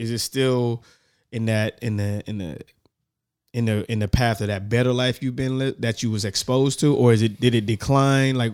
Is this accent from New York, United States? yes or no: no; Richmond, California, United States; I'm from Richmond, California.